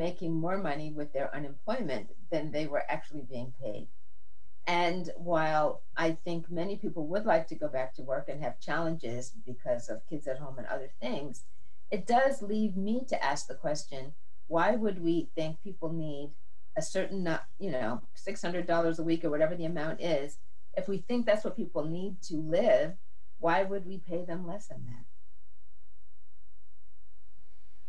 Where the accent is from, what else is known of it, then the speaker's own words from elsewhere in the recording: Massachusetts, United States; I grew up in Massachusetts where the public schools are quite good